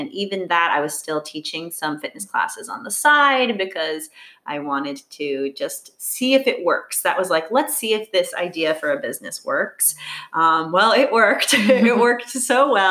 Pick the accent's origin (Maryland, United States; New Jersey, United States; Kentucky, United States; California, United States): Maryland, United States; Bethesda; moved away as an adult; also born or lived in Washington, D.C.; now in New York City, United States; I was born in Washington, D.C. Mm-hmm. I grew up in Bethesda, Maryland